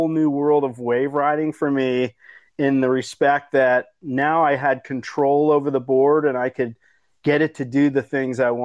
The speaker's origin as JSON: {"language": "English", "region": "East Coast", "country": "United States", "tie": "born or raised there", "said": "where I grew up on the East Coast"}